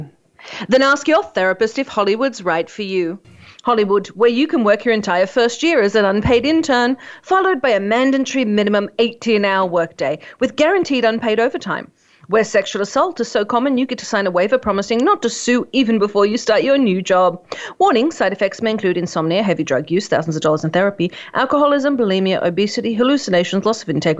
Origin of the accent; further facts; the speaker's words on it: Australia; I'm Australian